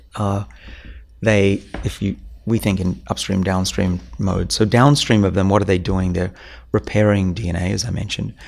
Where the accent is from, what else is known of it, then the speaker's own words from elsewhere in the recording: Australia; now in Boston, United States; I'm from Australia